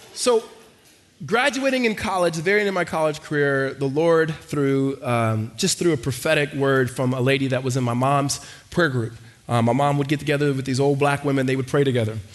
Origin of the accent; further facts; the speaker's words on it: Los Angeles, California, United States; moved away; also born or lived in Hattiesburg, Mississippi / Arizona; we moved from um, Mississippi to Los Angeles, we were in the inner city, and from the inner city, we moved to the suburbs.